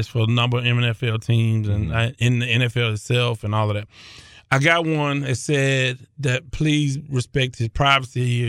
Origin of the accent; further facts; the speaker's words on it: Houston, Texas, United States; I came from South Park